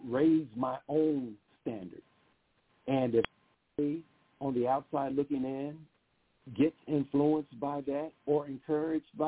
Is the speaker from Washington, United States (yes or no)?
no; Huntsville, Alabama, United States; my hometown of Huntsville, Alabama